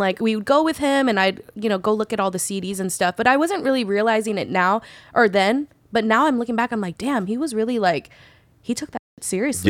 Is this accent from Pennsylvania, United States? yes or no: no; Bay Area, California, United States; moved away as an adult; now in Los Angeles, United States; growing up in the Bay Area, I was always hella accepted by everybody